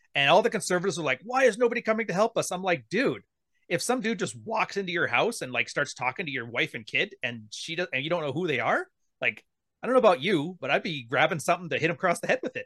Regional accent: Canada; I'm Canadian

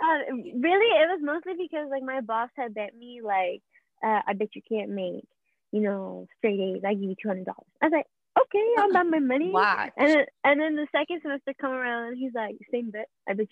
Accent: Queens, New York, United States; born there; also born or lived in Ohio / Atlanta / Alabama; now in Florida, United States; I was born in Queens, and then I moved to Ohio, moved around the East Coast a lot, so like Atlanta, Alabama. Now I stay in Florida

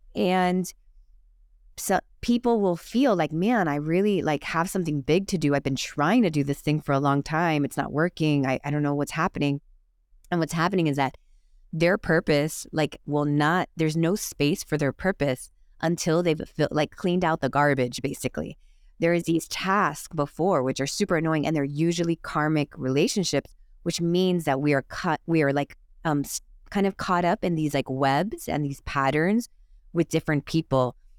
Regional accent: Miami, Florida, United States; moved away as an adult; also born or lived in Los Angeles; I grew up in Miami just like you, the Catholic Cuban parents.

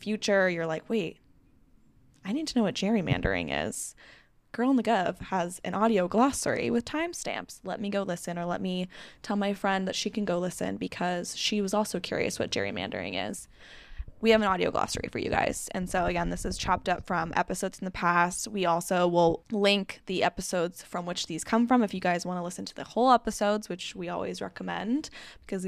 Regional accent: South Bay, Bay Area, California, United States; also born or lived in Los Angeles, California; I grew up in California in the Bay Area in the South Bay

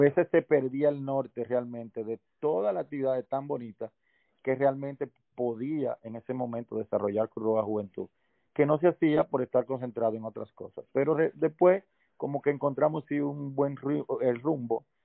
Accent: Santo Domingo, Distrito Nacional, Dominican Republic; yo nací en Santo Domingo

